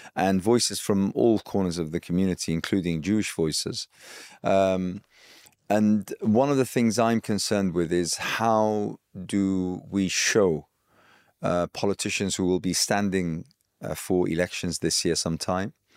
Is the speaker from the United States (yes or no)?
no; Iraq; I hail from Iraq